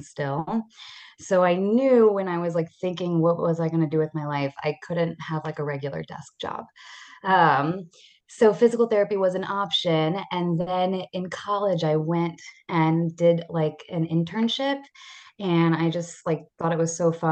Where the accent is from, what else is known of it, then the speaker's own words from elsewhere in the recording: Atlanta, Georgia, United States; also born or lived in Israel / Maryland / New York; So I am originally from Atlanta. I grew up here